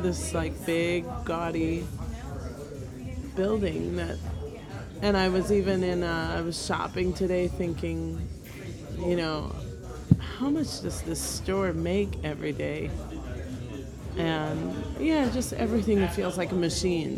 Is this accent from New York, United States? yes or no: yes; New York City, New York, United States; moved away as an adult; now in New Orleans, United States; I am from New York originally. I was born in Bayside, Queens